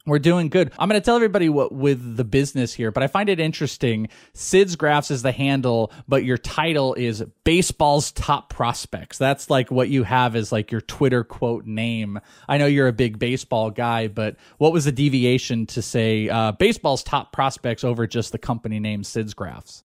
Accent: Bay Area, California, United States; I grew up in the Bay Area.

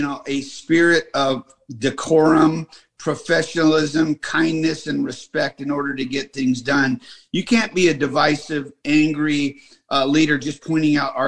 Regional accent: San Gabriel Valley, California, United States; I grew up in San Gabriel Valley

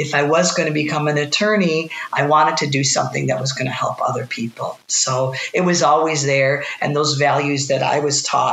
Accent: Southfield, Michigan, United States; I'm from the metropolitan Detroit area. I grew up in Southfield, and I've spent my whole life in Michigan

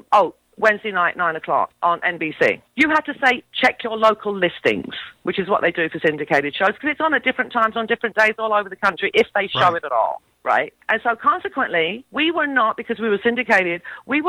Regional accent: England, United Kingdom

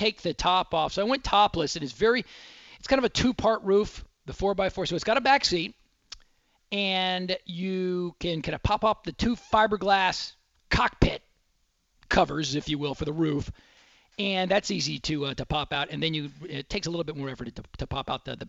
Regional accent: Dallas, Texas, United States; growing up in Dallas

